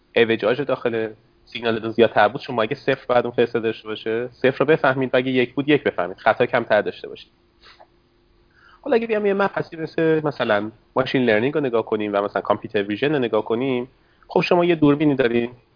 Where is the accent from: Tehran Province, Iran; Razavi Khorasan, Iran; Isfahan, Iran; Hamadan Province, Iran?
Isfahan, Iran; accent: Isfahani; moved away as an adult; also born or lived in Canada; now in Seattle, United States; لهجم که نشون میده اصفهانی هستم